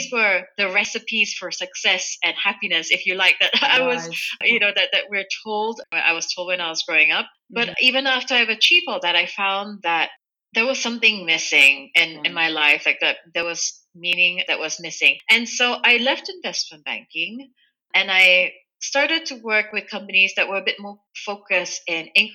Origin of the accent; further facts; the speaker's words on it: Kuala Lumpur, Malaysia; now in Germany; I grew up in Malaysia, in Kuala Lumpur, so bilingual when I was growing up, Malay and English.